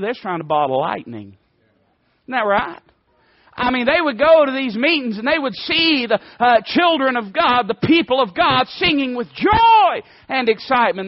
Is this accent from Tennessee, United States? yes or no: yes; Knoxville, Tennessee, United States; we're from Knoxville.